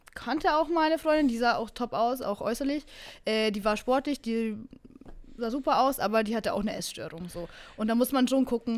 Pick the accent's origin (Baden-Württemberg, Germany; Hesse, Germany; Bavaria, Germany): Bavaria, Germany; now in Berlin, Germany; ich komme aus Bayern